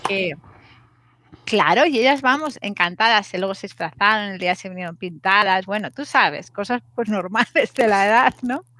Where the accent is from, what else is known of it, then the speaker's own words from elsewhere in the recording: Madrid, Community of Madrid, Spain; soy madrileña